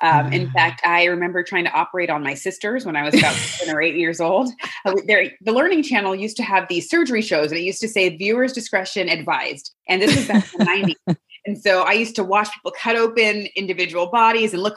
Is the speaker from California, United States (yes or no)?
yes; South Bay, Bay Area, California, United States; I'm from the Bay Area, born and raised in the South Bay